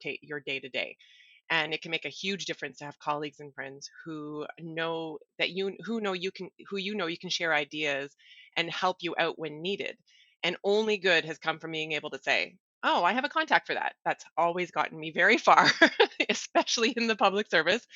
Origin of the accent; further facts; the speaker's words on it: Ottawa, Ontario, Canada; I grew up in Ottawa, downtown Ottawa, Lower Town to be exact.